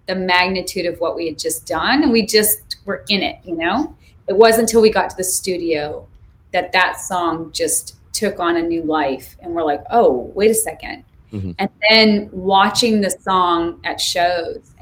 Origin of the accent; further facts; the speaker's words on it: Montana, United States; now in Greensboro, United States; growing up in Montana